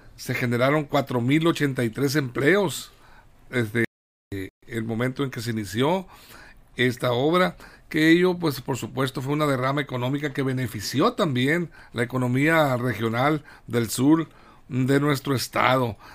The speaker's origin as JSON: {"language": "Spanish", "region": "Sinaloa", "country": "Mexico", "said": "somos sinaloenses"}